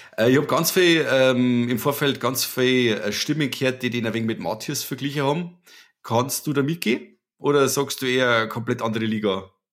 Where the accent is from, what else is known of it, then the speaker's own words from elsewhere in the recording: Germany; als Deutscher